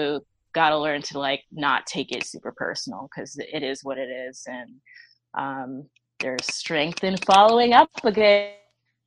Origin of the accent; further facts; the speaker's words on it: New York City, New York, United States; I'm pretty much born and raised in Brooklyn, New York